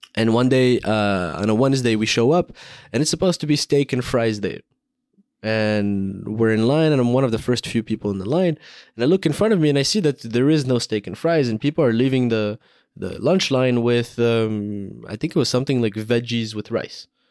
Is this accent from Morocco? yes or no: yes; Morocco; I grew up in Morocco